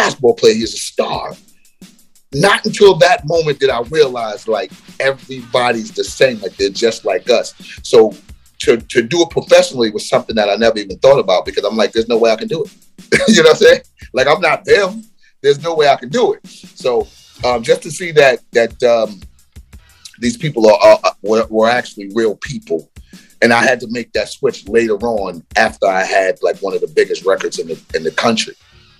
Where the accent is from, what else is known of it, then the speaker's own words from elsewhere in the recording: New York City, New York, United States; also born or lived in Queens; when I was a kid growing up in Brooklyn